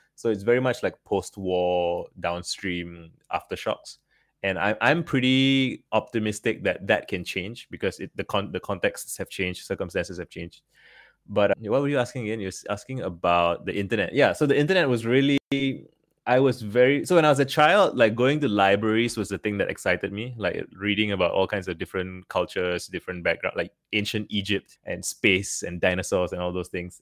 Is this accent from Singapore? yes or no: yes; Singapore; Growing up in Singapore, well, it's a very small country